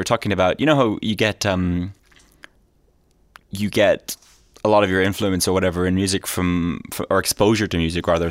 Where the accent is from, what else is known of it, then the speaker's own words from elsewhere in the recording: Leinster, Ireland; also born or lived in Jeddah, Saudi Arabia; I was born in Saudi Arabia in Jeddah, so to two Irish parents, and I lived there for a few years. My parents sort of moved around a bit, I guess, because they sort of got kind of bored of Ireland in the 70s.